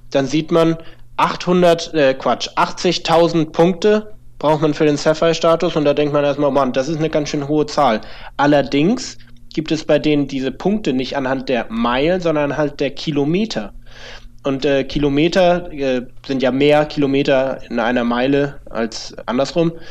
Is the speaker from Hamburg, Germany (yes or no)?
yes; Hamburg, Germany; für mich als Hamburger die meisten Direktverbindungen